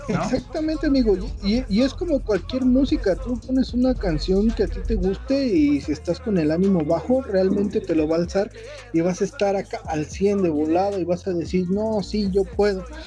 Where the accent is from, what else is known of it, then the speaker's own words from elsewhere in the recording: Tultepec, State of Mexico, Mexico; yo he eh, estado en algunos centros de acopio que se han montado precisamente aquí en la concha acústica de Tultepec.